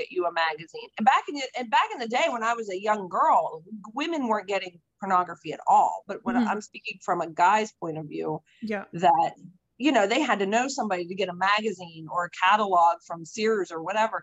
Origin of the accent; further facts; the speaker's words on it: United States; I'm American.